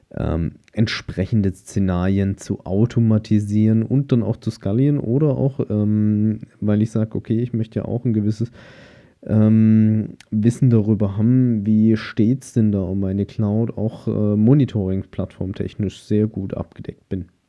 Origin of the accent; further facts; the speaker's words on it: Germany; bei uns in Deutschland